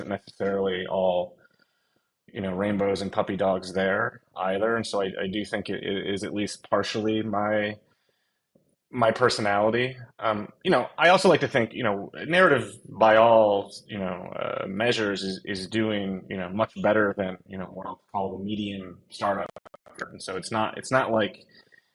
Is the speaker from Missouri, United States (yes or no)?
no; outside of Buffalo, New York, United States; I was born in December, outside of Buffalo, New York.